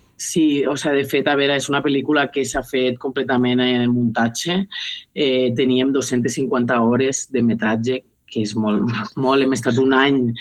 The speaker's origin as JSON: {"language": "Catalan", "town": "Benicarló", "region": "Valencian Community", "country": "Spain", "tie": "born or raised there", "said": "la musical Ciutat de Benicarló, que és el meu poble"}